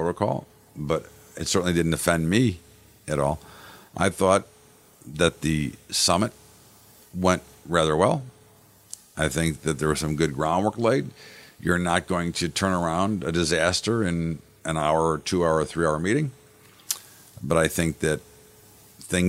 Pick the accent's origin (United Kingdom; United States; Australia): United States; I'm an American